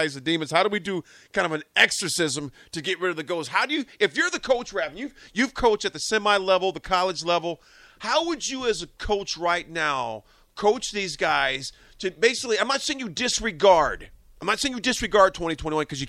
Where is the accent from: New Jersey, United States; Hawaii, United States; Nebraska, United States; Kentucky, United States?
Nebraska, United States; I said, Nebraska